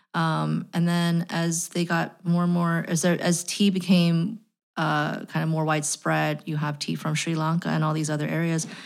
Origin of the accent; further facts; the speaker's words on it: United States; As an American